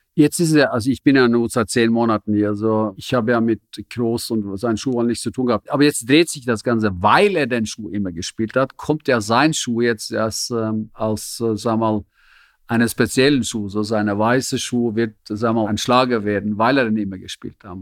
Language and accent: German; Norway; German is a second language; moved away as an adult; also born or lived in Zürich, Switzerland; now in Germany; ich bin ein Norweger